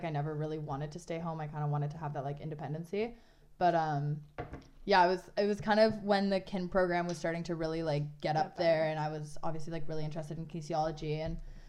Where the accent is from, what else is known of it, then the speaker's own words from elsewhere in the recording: North Vancouver, British Columbia, Canada; moved away as an adult; now in Toronto, Canada; Yeah, like North Vancouver. Okay. It's just over the bridge from and downtown.